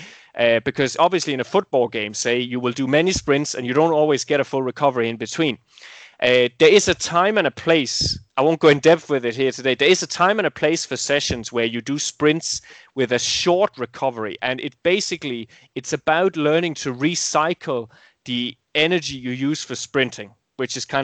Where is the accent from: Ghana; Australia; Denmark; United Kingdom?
Denmark; my home country, Denmark